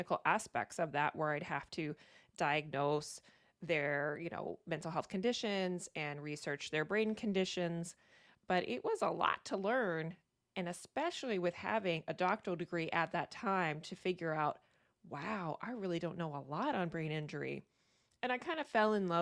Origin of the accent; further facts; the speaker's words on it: Virginia, United States; moved away as an adult; now in Maine, United States; I'm from Virginia originally though, so I am a Southern girl